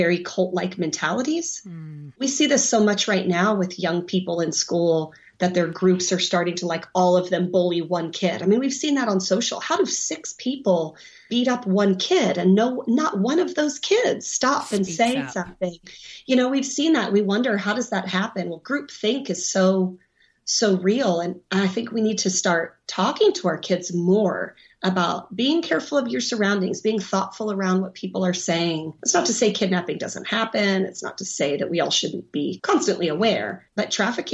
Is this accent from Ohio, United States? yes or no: no; Oregon, United States; I'm from Oregon. We might have different slang, but we have mountains in Oregon.